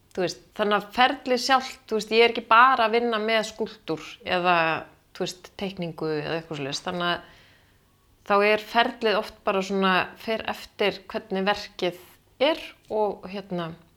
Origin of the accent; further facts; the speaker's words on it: Kópavogur, Capital Region, Iceland; also born or lived in Athens, Greece; Ég ólst upp í Kópavóinum